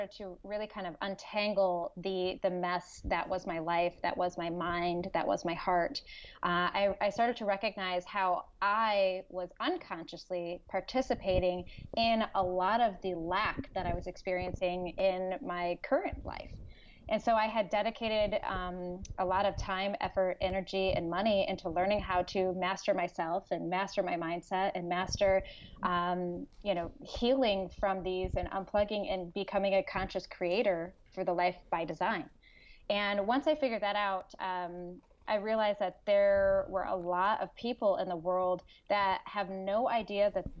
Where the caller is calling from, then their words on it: California, United States; Northern California. So just north of Sacramento, a little bit in between what I say Sacramento and Lake Tahoe.